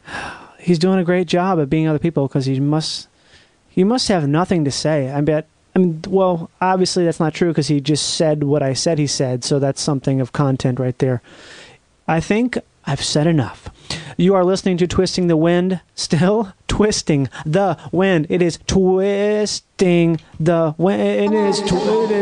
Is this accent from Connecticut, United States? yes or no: no; Rochester, Minnesota, United States; my hometown of Rochester, Minnesota